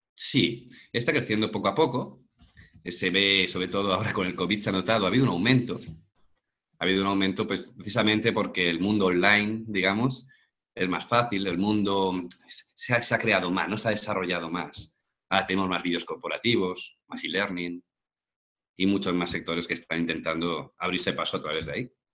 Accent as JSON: {"language": "Spanish", "town": "Madrid", "region": "Community of Madrid", "country": "Spain", "moved": "yes", "lives_now": "Málaga, Spain", "said": "yo soy de Madrid, pero ahora mismo estoy en Málaga, en el sur de España"}